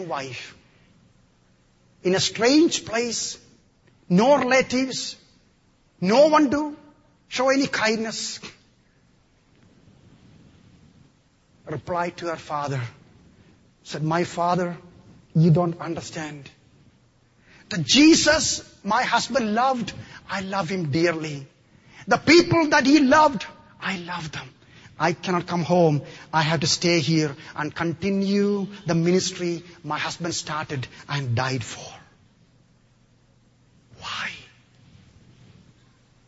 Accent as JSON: {"language": "English", "region": "Kerala", "country": "India", "tie": "born or raised there", "moved": "yes", "lives_now": "United States", "said": "I come from the extreme southern part of India, in the state of Kerala."}